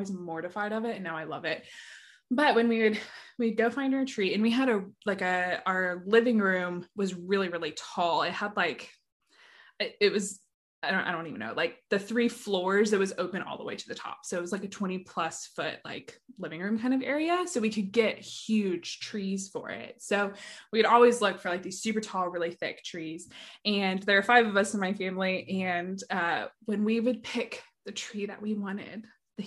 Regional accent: Nashville, Tennessee, United States; moved away as an adult; I grew up here in Nashville, but then moved away after college

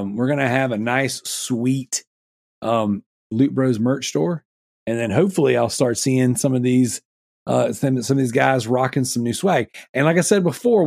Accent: the South, United States; I'm from the South

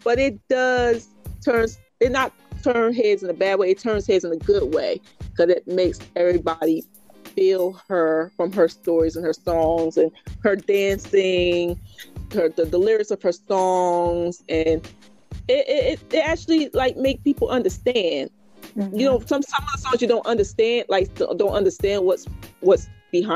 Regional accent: Chester, Pennsylvania, United States; moved away; I was from Chester, which is kind of close to it

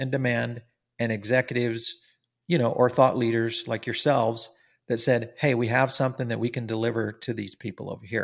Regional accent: Silicon Valley, California, United States; I grew up in Silicon Valley

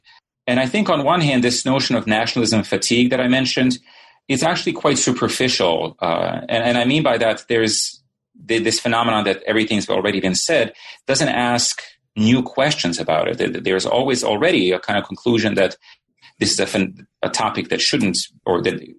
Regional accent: Sarajevo, Federation of Bosnia and Herzegovina, Bosnia & Herzegovina; also born or lived in Yugoslavia; now in United States; So I guess I should say that I grew up in Sarajevo, and my family left the city in 1992 and then came eventually to the United States.

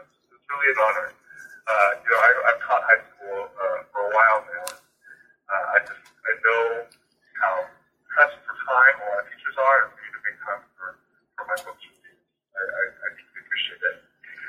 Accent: San Francisco Bay Area, California, United States; But I'm a Chinese American. I was born in the San Francisco Bay Area. I spent pretty much all of my life in the Bay Area.

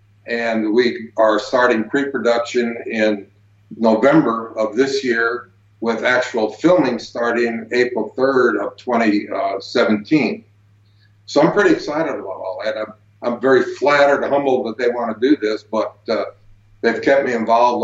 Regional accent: Prescott, Arizona, United States; here in my hometown area of Prescott, Arizona, up in northern Arizona, up in the mountains. And the people of the local town where I grew up at here

